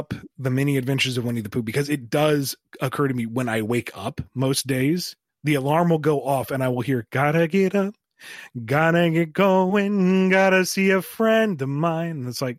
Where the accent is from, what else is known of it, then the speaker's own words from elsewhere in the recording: Ireland; Like, I feel mildly offended by the bad accent. I'm freaking Irish.